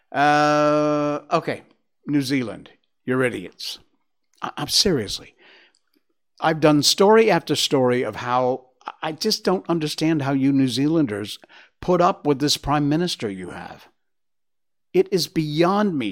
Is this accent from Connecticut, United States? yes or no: yes; Northwest Connecticut, United States; now in Malaysia; my hometown in Northwest Connecticut